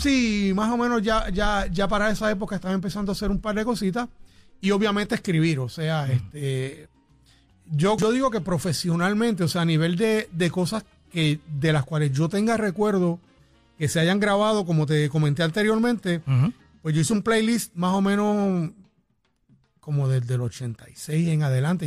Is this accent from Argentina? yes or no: no; Arecibo, Puerto Rico; moved away as an adult; now in San Juan metropolitan area, Puerto Rico; nací en Arecibo, eh, me crié en Arecibo, pero obviamente cuando ya empecé en el Conservatorio de Música me mudé para la área metropolitana